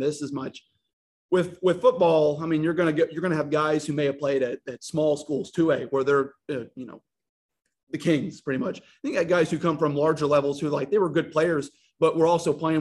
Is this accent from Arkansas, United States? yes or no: yes; North Little Rock, Arkansas, United States; I come from North Rock High School